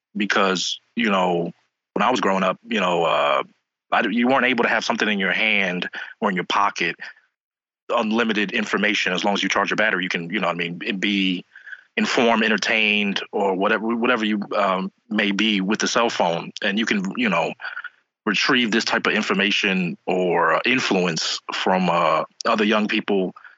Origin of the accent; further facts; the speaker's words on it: New York City, New York, United States; now in Philadelphia, United States; I'm originally from New York. I'm originally from Queens